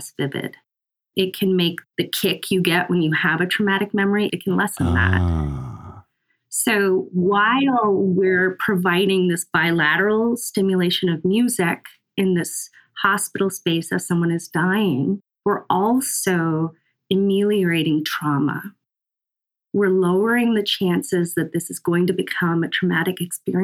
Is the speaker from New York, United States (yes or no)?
no; Ankeny, Iowa, United States; also born or lived in Lincoln, Nebraska; we moved to Ankeny, Iowa, just north of Des Moines. And that's where I grew up